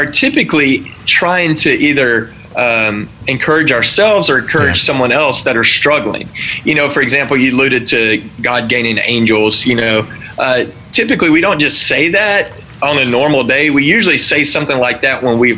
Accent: Texas, United States; I grew up in Texas

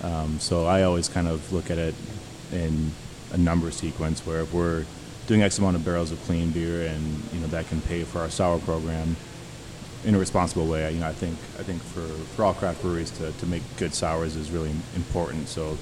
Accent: Wisconsin, United States; You know, I came from Wisconsin, so I don't really know anybody here.

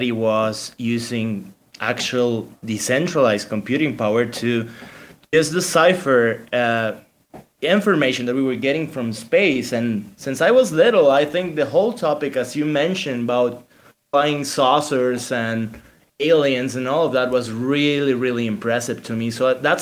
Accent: Mexico; We're two guys from Mexico

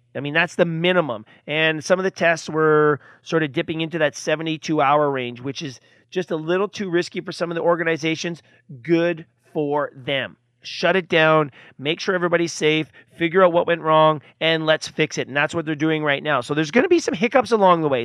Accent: Canada; I'm from Canada

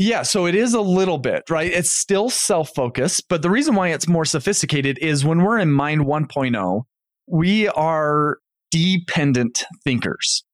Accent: North Ogden, Utah, United States; moved away as an adult; also born or lived in Indiana; I grew up in North Ogden, Utah

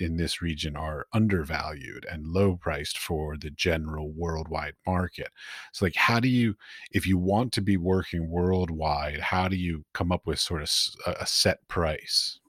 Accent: United States; moved away as an adult; also born or lived in Middle East; now in Prague, Czech Republic; I'm from the United States

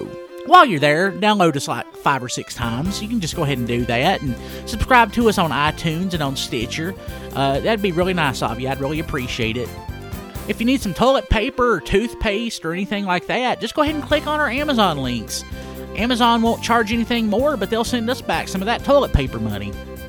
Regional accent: Hays, North Carolina, United States; I mean, I'm from Wilkes County, too, but I'm from, like, you know, the better part of Wilkes County. I'm from Hayes.

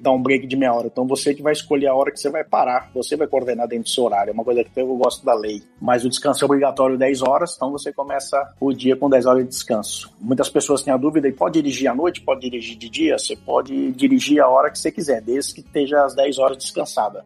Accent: São Vicente, São Paulo, Brazil; moved away as an adult; also born or lived in Santos; now in United States; Eu nasci em Santos, morei em São Vicente minha vida inteira

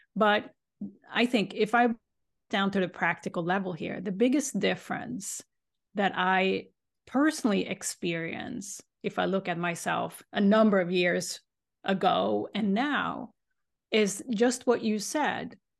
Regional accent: Sweden; now in Boston, United States; I grew up in Sweden

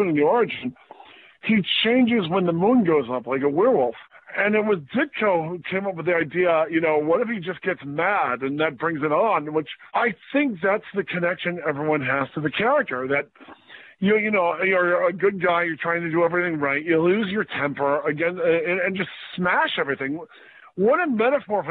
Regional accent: Michigan, United States; moved away; I lived in Michigan. I grew up in Michigan, so we would vacation in Cleveland, Ohio

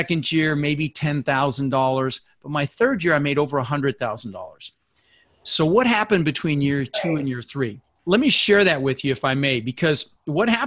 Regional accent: Denver, Colorado, United States; born or raised there; also born or lived in Netherlands

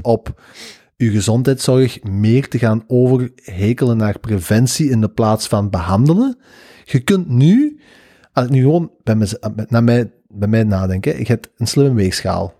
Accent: Belgium; wij als België

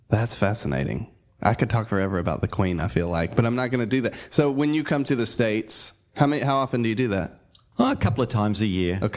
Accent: Australia; moved away as an adult; now in United Kingdom; I live in the UK, but I'm from Australia, so born

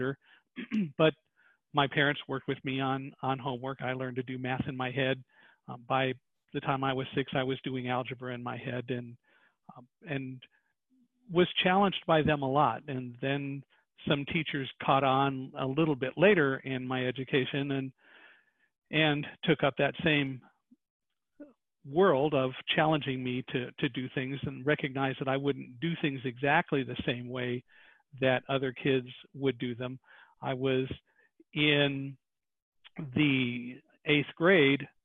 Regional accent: Chicago, Illinois, United States; I was born in Chicago, by the way, in 1950

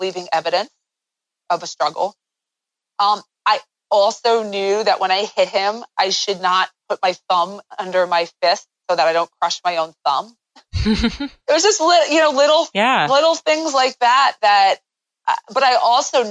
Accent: United States; I'm an American.

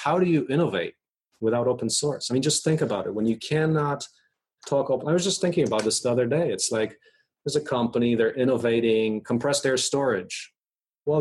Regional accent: Poland; now in United States; I was born in Poland. There were tanks rolling down my streets when I left in 1984

